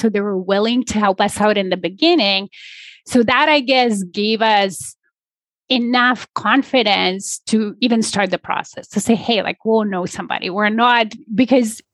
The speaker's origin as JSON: {"language": "English", "country": "Poland", "tie": "born or raised there", "moved": "yes", "lives_now": "Toronto, Canada", "said": "I was born and raised in Poland"}